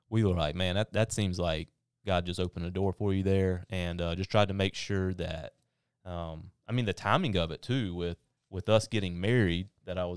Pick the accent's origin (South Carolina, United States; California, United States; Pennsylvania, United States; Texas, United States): South Carolina, United States; North; I'm from North, which is on the other side of it, but I uh, went to school in Pelion